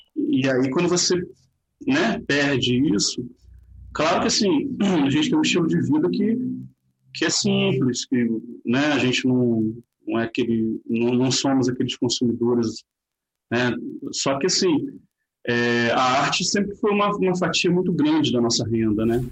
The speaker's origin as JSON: {"language": "Portuguese", "town": "Nova Friburgo", "region": "Rio de Janeiro", "country": "Brazil", "tie": "born or raised there", "said": "nasci em Nova Friburgo"}